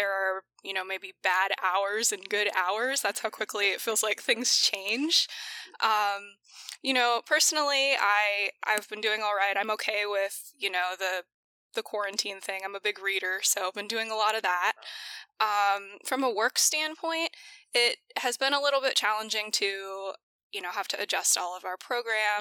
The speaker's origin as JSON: {"language": "English", "town": "DuBois", "region": "Pennsylvania", "country": "United States", "tie": "born or raised there", "also_born_or_lived": "Newfoundland, Canada / South Carolina", "moved": "yes", "said": "was raised in Pennsylvania, really small town"}